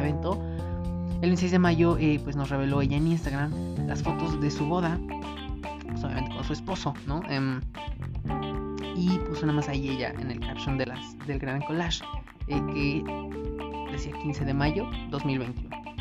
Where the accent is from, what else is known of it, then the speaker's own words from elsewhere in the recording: Mexico; como mexicanos